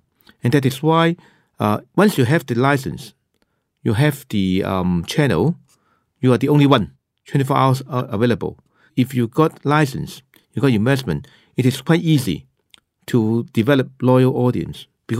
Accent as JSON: {"language": "English", "country": "Australia", "said": "because we know that our stand is, being Australian, we want to help Chinese to settle down here."}